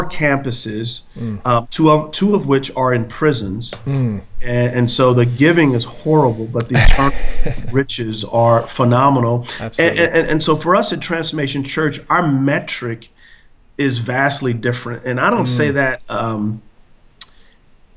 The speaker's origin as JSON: {"language": "English", "town": "San Antonio", "region": "Texas", "country": "United States", "moved": "as an adult", "lives_now": "Charlotte, United States", "said": "I'm from San Antonio, Texas"}